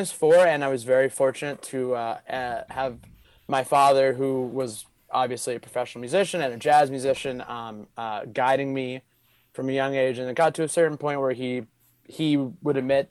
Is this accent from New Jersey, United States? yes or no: no; Boston, Massachusetts, United States; I grew up outside of Boston, Boston area